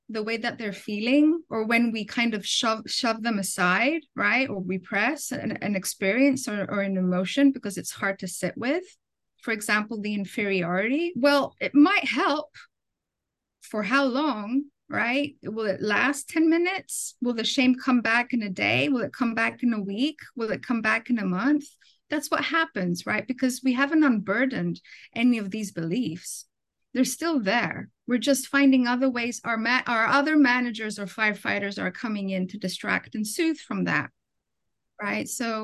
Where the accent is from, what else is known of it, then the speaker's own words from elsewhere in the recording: Athens, Attica, Greece; moved away as an adult; also born or lived in London, United Kingdom; now in United States; I was born in Athens, Greece, but my parents, because of work, they immigrated to London, in the UK. And I finished elementary school there. And then when I was 10 or 11, they immigrated back to Greece.